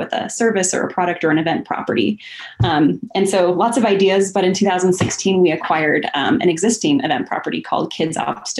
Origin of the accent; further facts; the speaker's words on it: Puget Sound, Washington, United States; also born or lived in Hawaii; now in Portland, United States; I was raised in the Puget Sound